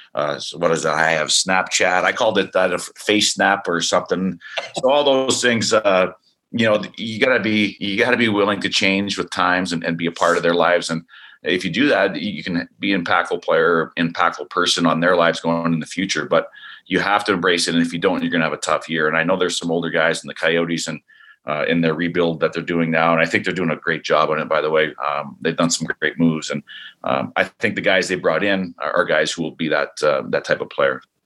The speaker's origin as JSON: {"language": "English", "country": "Canada", "also_born_or_lived": "Idaho", "moved": "yes", "lives_now": "Arizona, United States", "said": "being a Canadian"}